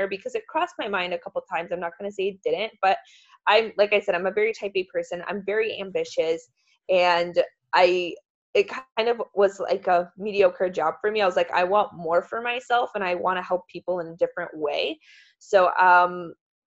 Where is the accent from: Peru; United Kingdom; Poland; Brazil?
Poland; moved away; I'm from Poland